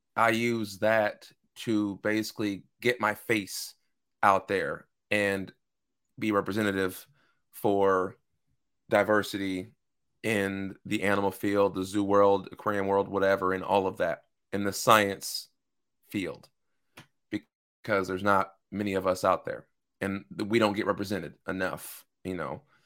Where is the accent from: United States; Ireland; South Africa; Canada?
United States; Seattle, Washington; born and raised in Seattle, Washington. Lived here my entire life.